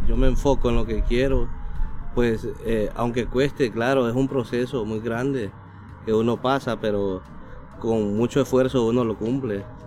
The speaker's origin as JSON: {"language": "Spanish", "country": "Honduras", "moved": "as an adult", "said": "yo soy de Honduras."}